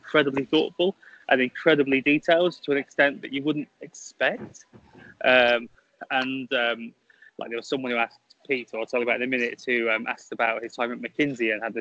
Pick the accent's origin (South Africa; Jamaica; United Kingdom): United Kingdom; I'm British